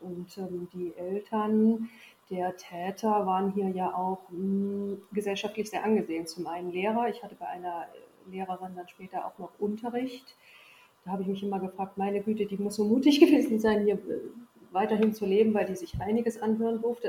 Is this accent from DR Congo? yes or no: no; Sondershausen, Thuringia, Germany; moved away as an adult; also born or lived in Wolgast / Berlin / Rhineland / Erfurt; ich habe meine Kindheit, Jugend, also bis zum 18. Lebensjahr hier verbracht